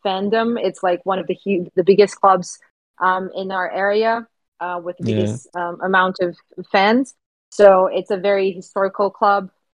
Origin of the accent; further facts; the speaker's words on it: Ceará, Brazil; moved away; Ceará, which is the state that I'm from.